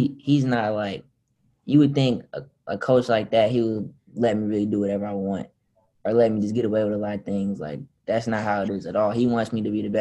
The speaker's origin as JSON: {"language": "English", "town": "Charlotte", "region": "North Carolina", "country": "United States", "tie": "born or raised there", "said": "I was born in Charlotte"}